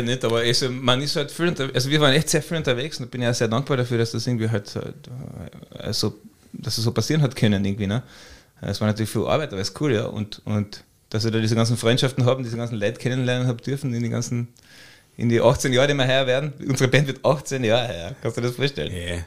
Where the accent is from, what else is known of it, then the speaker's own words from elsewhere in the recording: Carinthia, Austria; ich bin Kärntner